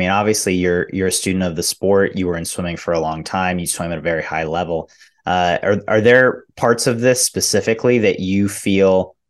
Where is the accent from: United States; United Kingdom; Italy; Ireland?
United States; someone like me who's born and raised in the United States.